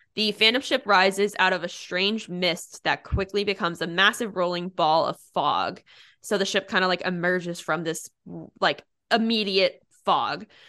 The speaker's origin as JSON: {"language": "English", "country": "United States", "said": "I'm from Pennsylvania, New Jersey area"}